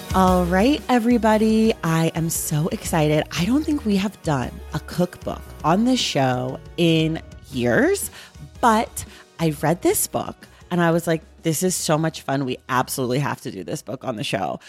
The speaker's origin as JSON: {"language": "English", "region": "California", "country": "United States", "tie": "born or raised there", "said": "I'm a born American, bor-, born and raised Californian"}